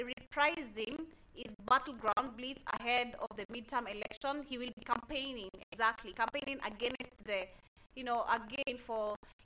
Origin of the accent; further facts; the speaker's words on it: Kenya; I'm Kenyan.